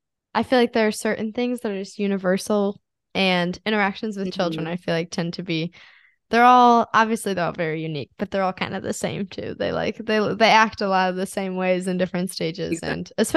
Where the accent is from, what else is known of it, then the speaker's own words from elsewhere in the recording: United States; always know I'm American. I think it's before I start speaking, honestly, but also when I start speaking, it's like also obvious.